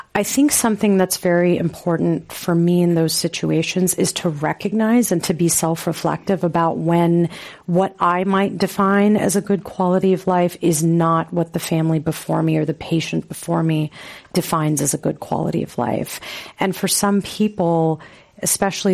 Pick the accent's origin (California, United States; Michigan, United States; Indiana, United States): California, United States; Los Angeles; where I grew up in Los Angeles